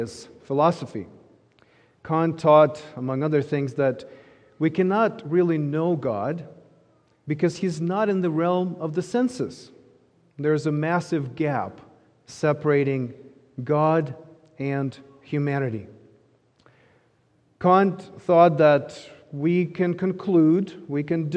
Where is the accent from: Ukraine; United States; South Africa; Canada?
Ukraine; moved away; I grew up in Ukraine